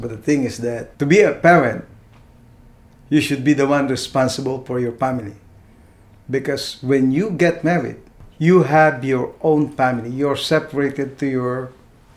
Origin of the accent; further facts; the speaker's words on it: Philippines; first language Tagalog; English is a second language; now in United States; Being a Filipino